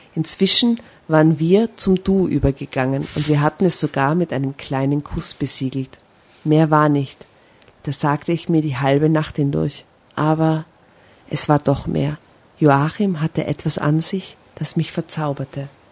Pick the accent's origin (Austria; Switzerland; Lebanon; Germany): Austria; Seefeld in Tirol, Tyrol; ich komme aus Seefeld, aus einem Touristendorf